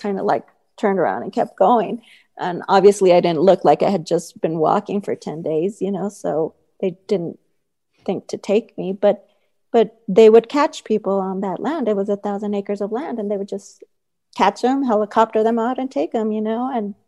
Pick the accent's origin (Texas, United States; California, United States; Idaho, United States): Texas, United States; El Paso; I grew up in El Paso, Texas, right along that border